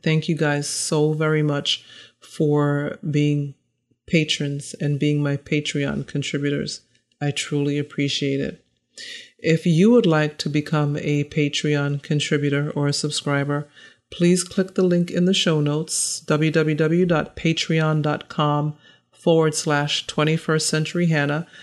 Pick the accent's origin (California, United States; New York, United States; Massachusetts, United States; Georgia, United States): Massachusetts, United States; I grew up in Massachusetts